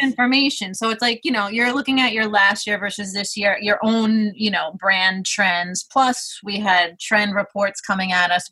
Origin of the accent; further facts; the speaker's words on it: New York City, New York, United States; I'm from Brooklyn, New York